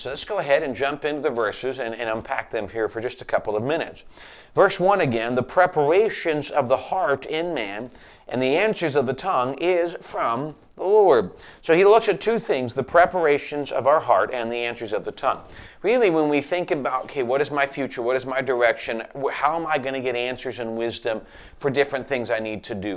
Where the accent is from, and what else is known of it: United States